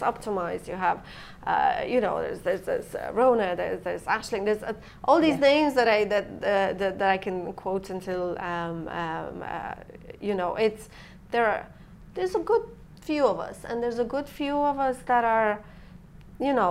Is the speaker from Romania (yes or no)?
yes; Transylvania, Romania; English is a second language; moved away as an adult; also born or lived in Ireland; now in Dublin, Ireland; I'm from Transylvania, Romania, half Romanian, ethnic Hungarian. I came here when I was 23, and I never left